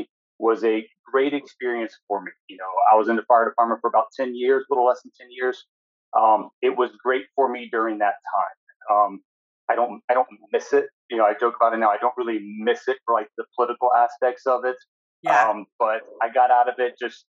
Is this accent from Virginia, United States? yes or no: no; Tallahassee, Florida, United States; now in Central Florida, United States; I grew up in Tallahassee up in North Florida.